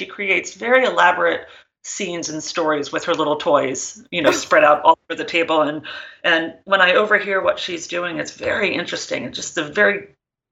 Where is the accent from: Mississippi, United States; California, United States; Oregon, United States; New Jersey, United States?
New Jersey, United States; I grew up in New Jersey and in the same house from birth